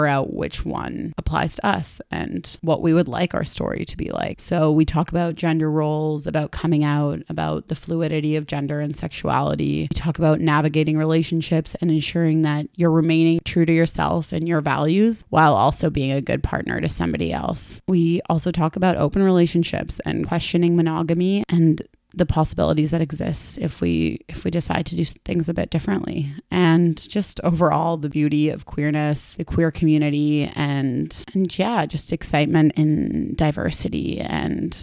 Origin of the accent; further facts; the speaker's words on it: Argentina; now in Toronto, Canada; my home country. Argentina